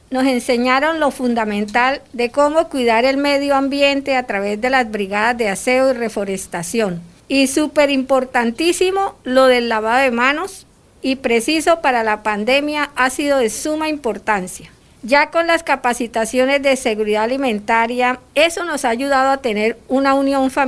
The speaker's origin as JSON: {"language": "Spanish", "country": "Colombia", "also_born_or_lived": "Venezuela", "said": "soy colombiana retornada. Hace varios años junto con mi familia fuimos víctimas del conflicto armado colombiano, así que decidimos salir del país en busca de una mejor vida"}